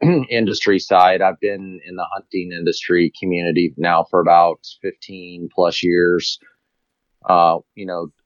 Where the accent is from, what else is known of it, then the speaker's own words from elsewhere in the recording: Colorado, United States; I grew up here in Colorado